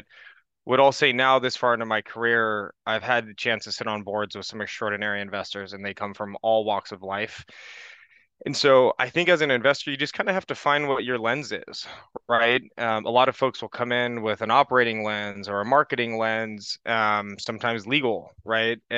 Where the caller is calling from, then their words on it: California, United States; I'm calling in from the San Francisco Bay Area.